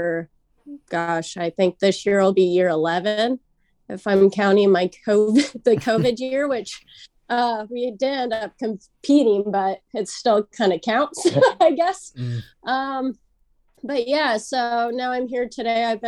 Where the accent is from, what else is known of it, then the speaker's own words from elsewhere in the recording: Santa Ana, California, United States; I born and raised Santa Ana